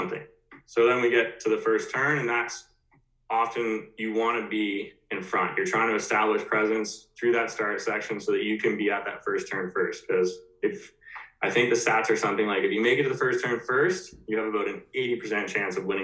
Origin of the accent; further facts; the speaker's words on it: Ontario, Canada; I grew up in Ontario skiing